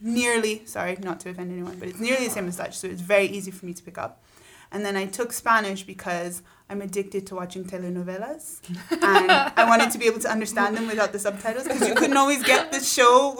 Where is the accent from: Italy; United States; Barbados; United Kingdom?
Barbados; I'm from Barbados.